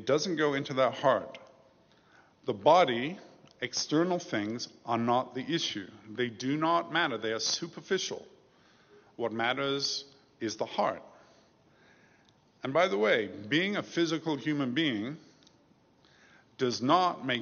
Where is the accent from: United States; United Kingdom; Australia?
United Kingdom; When I was growing up in England, there was a scandal in my neighborhood. We lived in the suburbs outside London